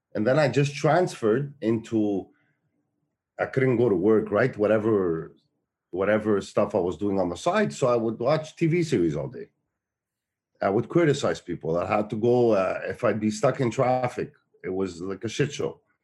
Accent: Montreal, Quebec, Canada; the town I grew up in Montreal, which is Park Extension

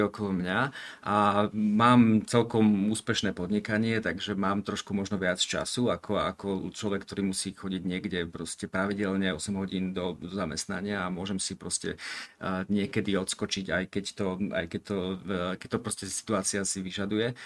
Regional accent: Rožňava, Košice Region, Slovakia; moved away; som hrdý e, rožňavčan a patriot e, rožňavský

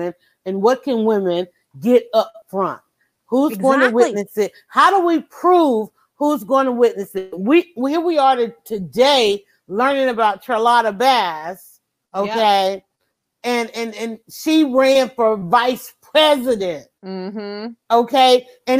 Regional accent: the South, United States; we're from the South

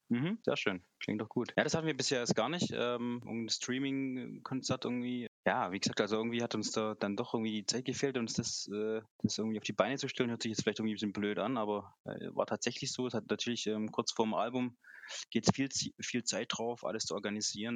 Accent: Aalen, Baden-Württemberg, Germany; wir kommen aus dem Schwabenland, aus Baden-Württemberg, aus Aalen

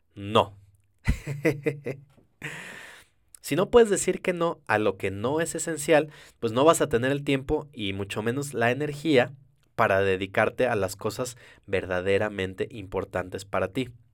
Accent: Mexico

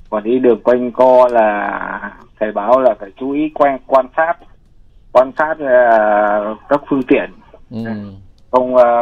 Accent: Thanh Hóa, Vietnam; now in Ho Chi Minh City, Vietnam; Dạ dạ quê em ở Thanh Hóa anh.

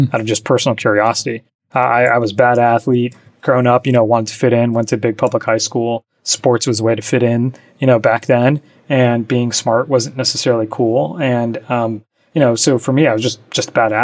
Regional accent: New Jersey, United States; moved away as an adult; also born or lived in Michigan / New York City; I grew up in New Jersey

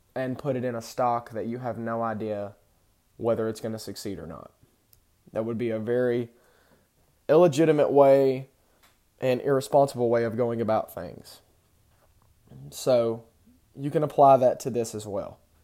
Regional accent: Texas, United States; I grew up in Texas

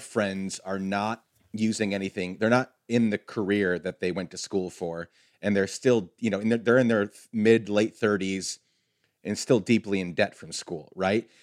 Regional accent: Guatemala; moved away; I grew up in Guatemala

